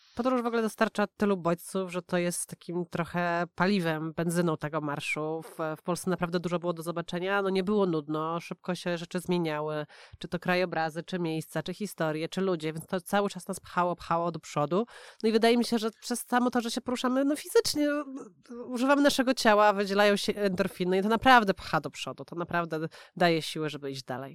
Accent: Poland; moved away as an adult; also born or lived in Warsaw

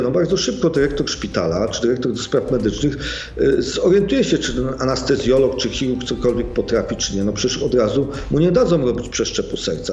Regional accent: Sopot, Pomeranian Voivodeship, Poland; Ja jestem, wychowałem się w Sopocie, jestem przyzwyczajony, wychowałem się w Trójmieście

